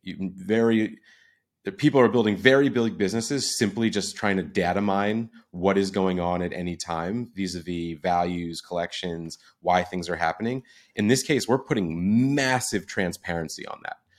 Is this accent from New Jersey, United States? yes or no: yes; New Jersey, United States; I'm from New Jersey, grew up going into the city all the time